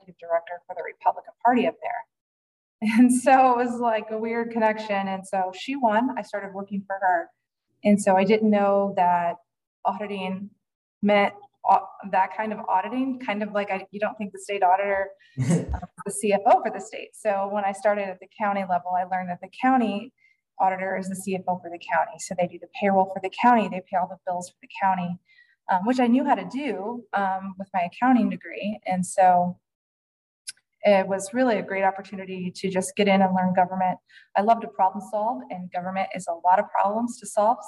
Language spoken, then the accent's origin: English; Fort Wayne, Indiana, United States; I'm from Fort Wayne, Indiana